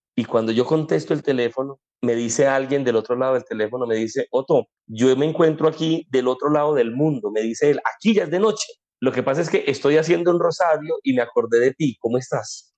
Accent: Colombia; aquí en Colombia llamamos

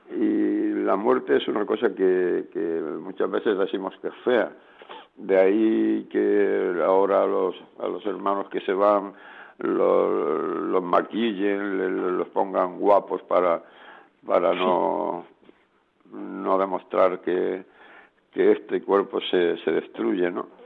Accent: Spain; ahora mismo somos una comunidad de nueve y cinco somos españoles y cuatro son colombianos.

